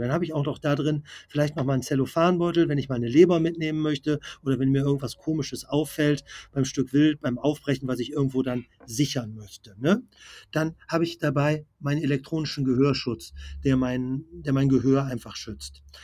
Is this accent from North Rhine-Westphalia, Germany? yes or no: yes; Bergisches Land, Sauerland, North Rhine-Westphalia, Germany; ich komme ja hier aus dem Bereich Bergisches Land, Sauerland